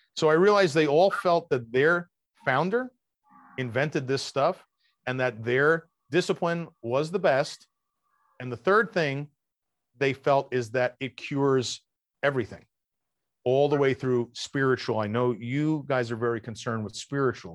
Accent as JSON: {"language": "English", "region": "New York", "country": "United States", "said": "I'm from New York"}